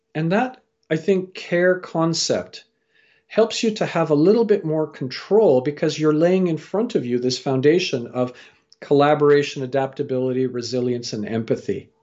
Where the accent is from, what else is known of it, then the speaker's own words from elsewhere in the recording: Canada; also born or lived in England / Fiji (parents) / India (grandparents); I was born in England, raised in Canada